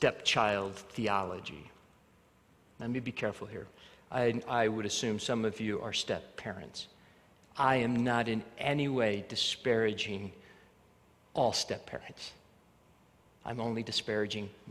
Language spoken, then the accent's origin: English; Arvada, Colorado, United States; also born or lived in Alabama; we moved from Alabama to Colorado, we lived in Arvada, we had a very middle class life